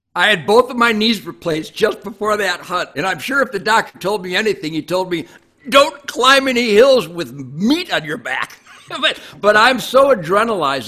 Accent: Detroit, Michigan, United States; I was born in Detroit in 1948

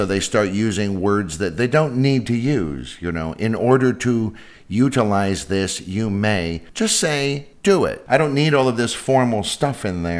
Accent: San Francisco, California, United States; I'm from San Francisco

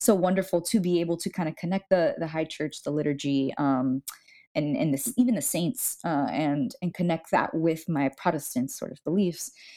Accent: Miami, Florida, United States; moved away; I was born and raised in Miami

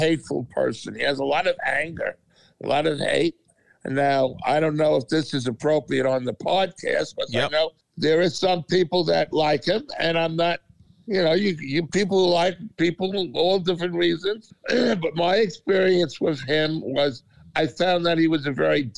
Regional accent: New York City, New York, United States; I grew up in Queens in Kew Gardens, Flushing, Queens.

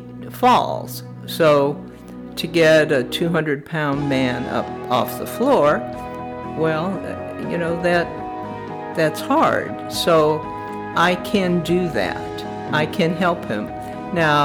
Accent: Chicago, Illinois, United States; now in College Station, United States; I was born in Chicago, Illinois, and currently live in College Station with my husband

